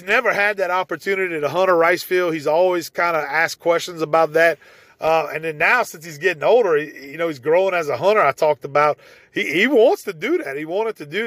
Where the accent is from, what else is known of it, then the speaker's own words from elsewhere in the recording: Evangeline Parish, Louisiana, United States; moved away as an adult; now in Gonzales, United States; I grew up in Evangeline Parish.